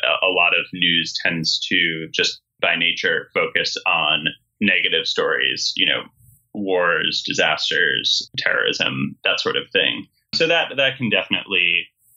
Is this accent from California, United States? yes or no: no; Montclair, New Jersey, United States; my town's magazine, Montclair Magazine, where I grew up in New Jersey